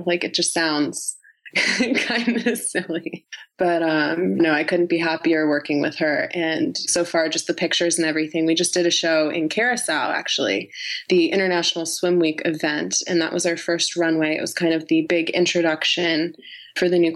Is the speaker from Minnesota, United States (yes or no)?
no; New York, United States; we're both from New York